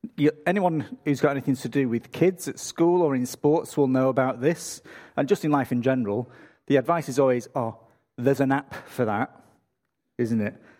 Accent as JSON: {"language": "English", "region": "England", "country": "United Kingdom", "moved": "as an adult", "lives_now": "Australia", "said": "I'm from England"}